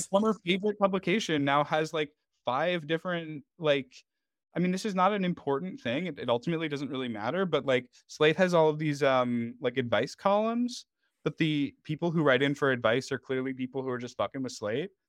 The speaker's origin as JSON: {"language": "English", "town": "New York City", "region": "New York", "country": "United States", "said": "I'm, I'm from Manhattan"}